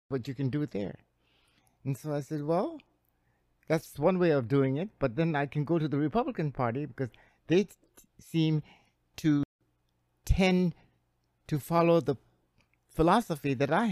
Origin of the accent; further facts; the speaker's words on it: Hilo, Hawaii, United States; growing up in Hilo, went to school at the University of Hawaii